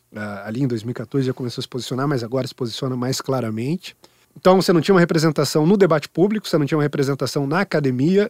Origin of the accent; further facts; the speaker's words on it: Sorocaba, São Paulo, Brazil; now in São Paulo, Brazil; em Sorocaba, minha cidade natal